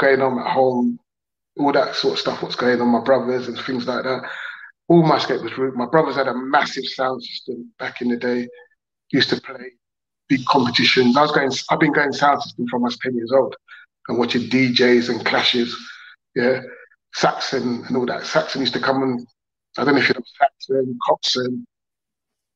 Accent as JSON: {"language": "English", "region": "London", "country": "United Kingdom", "tie": "born or raised there", "said": "I was first lived in Brixton, like early, late 70s, 80s"}